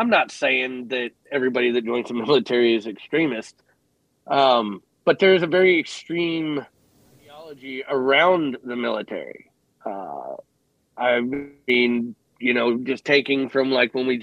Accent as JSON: {"language": "English", "town": "Cleveland", "region": "Ohio", "country": "United States", "tie": "born or raised there", "said": "I grew up in Cleveland in the mid-90s"}